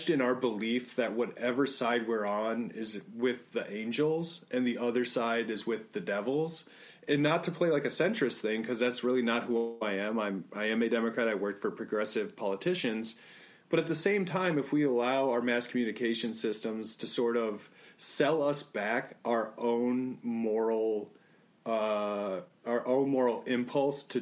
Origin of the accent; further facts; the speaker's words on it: Illinois, United States; Like I grew up in Northern Illinois. If you told me like I was in the same state with somebody who lived in like Southern Illinois, I would say no, I'm really not.